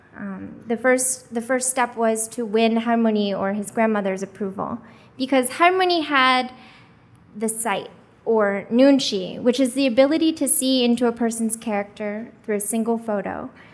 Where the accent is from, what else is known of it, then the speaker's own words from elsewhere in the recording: United States; also born or lived in Korea; as a Korean adoptee, I was raised in America since I was four months old